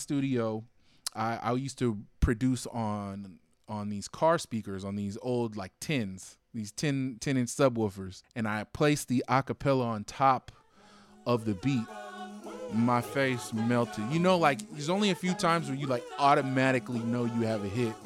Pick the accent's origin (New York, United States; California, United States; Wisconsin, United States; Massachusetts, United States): California, United States; Alameda; I'm born and raised in the Bay Area. I'm from Alameda